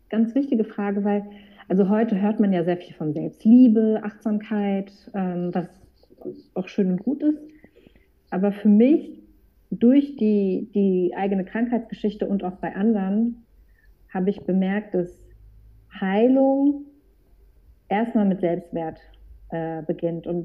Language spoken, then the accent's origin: German; Frankfurt, Hesse, Germany; ich bin aus Frankfurt